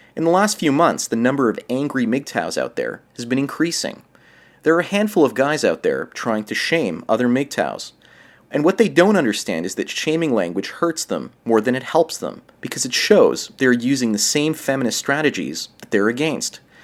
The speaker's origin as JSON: {"language": "English", "country": "Canada", "tie": "born or raised there", "said": "up here in Canada"}